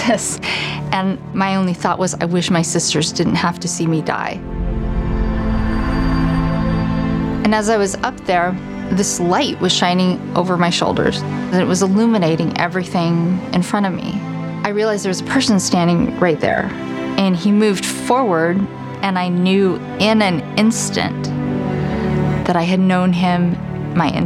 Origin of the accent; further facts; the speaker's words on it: Council Bluffs, Iowa, United States; I grew up in Council Bluffs, Iowa, in a Jewish family